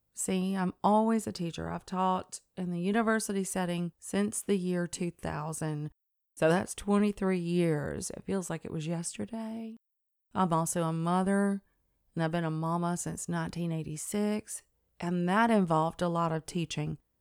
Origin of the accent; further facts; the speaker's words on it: Tennessee, United States; I'm also from River Folk. Um, the Tennessee River runs right through our state, and it is a natural resource that has informed all of my, well, everything, my growing up, my memories, um, the inflection of the way I speak